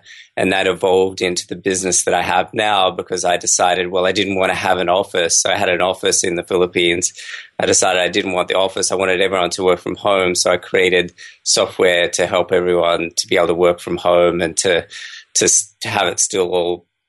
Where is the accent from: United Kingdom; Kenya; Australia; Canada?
Australia; So I've been growing up in Australia, and then I actually did my medical degree and I traveled the world quite a bit.